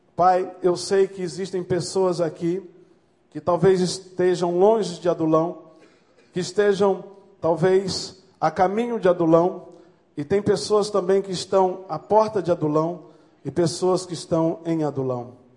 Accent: Maranhão, Brazil; como diz lá no Maranhão, sou do Maranhão

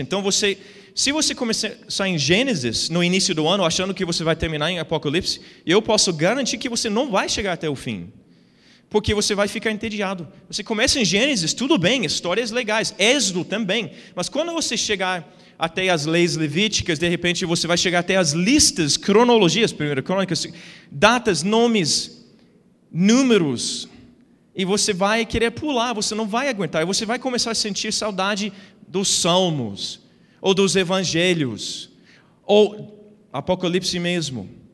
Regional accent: United States; Portuguese is a second language; moved away as an adult; now in Brazil; eu nasci nos Estados Unidos, fui criado lá

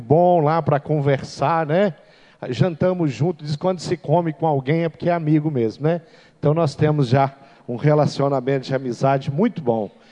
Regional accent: Seropédica, Rio de Janeiro, Brazil; Eu sou do Rio de Janeiro. Eu nasci na, numa cidade é, chamada Seropédica

